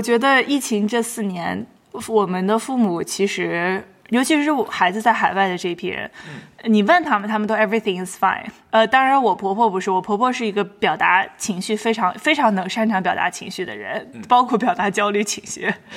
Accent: Shanxi, China; accent: northern; now in New York, United States; 我是一个北方人，大家可以从我的口音里面非常明显地听出来，我是一个不能在北方的北方人。我出生在山西，然后我从小就在山西长大，然后大部分的人生中的朋友也都是北方人

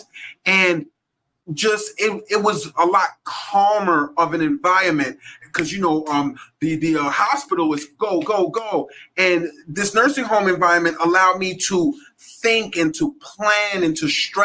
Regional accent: New York City, New York, United States; I grew up in Hollis, Queens, New York

